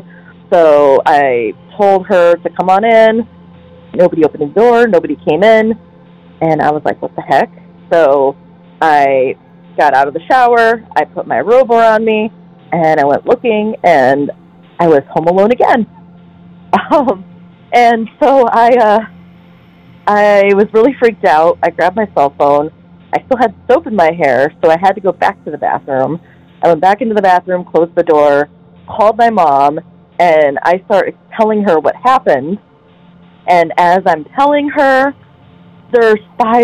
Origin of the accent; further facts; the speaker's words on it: Toledo, Ohio, United States; I'm from Toledo, Ohio